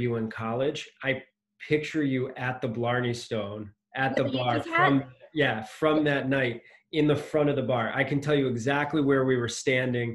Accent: Connecticut, United States; now in Boston, United States; you grow up in New England, as I did, I grew up in Connecticut

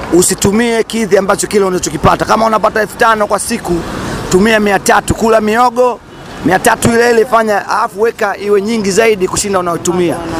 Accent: Zanzibar, Tanzania; natokea Zanzibar

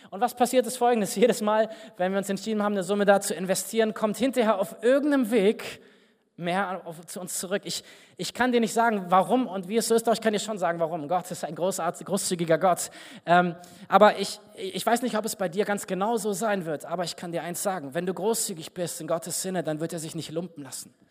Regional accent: Berlin, Germany; Ich bin nach Berlin gefahren, wo ich herkomme, und saß dann beim Kaffeetrinken mit einem Mann aus der Gemeinde zusammen, aus der ich komme

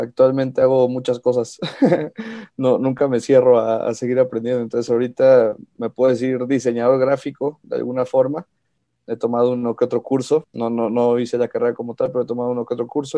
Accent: Pachuca, Hidalgo, Mexico; also born or lived in Mexico City; Yo nací en la Ciudad de México, pero llevo viviendo toda mi vida prácticamente en Pachuca

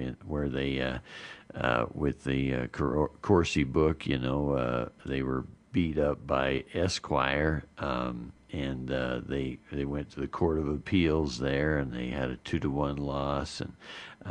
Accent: Arizona, United States; growing up in Arizona, back country there

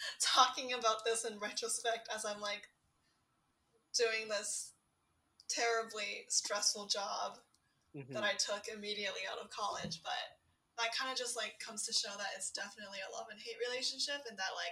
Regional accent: Vancouver, British Columbia, Canada; also born or lived in Nanning, China; I was born and raised in Vancouver, and then I went back to attend elementary school in China, and I stayed there until like start of grade four when I went back to Vancouver.

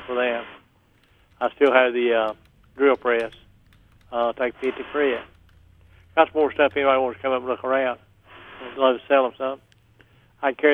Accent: Northbrook, North Carolina, United States; I'm from Northbrook

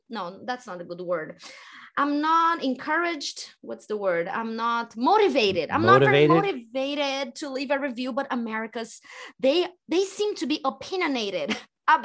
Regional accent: Brazil; as a Brazilian, I always thought that we were developing this sense of freedom in our country.

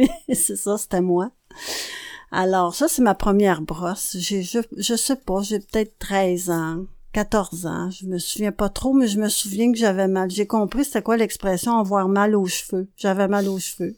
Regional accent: a small village in the Laurentides, Quebec, Canada; also born or lived in Montreal; je suis née à Montréal et j'ai grandi dans un petit village des Laurentides avec ma grand-mère

